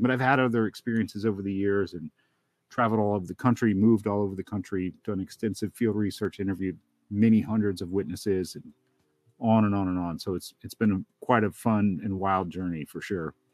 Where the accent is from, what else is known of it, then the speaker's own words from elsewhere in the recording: Helen, Georgia, United States; it was outside of Helen, Georgia, where I grew up in the Northeast Georgia mountains there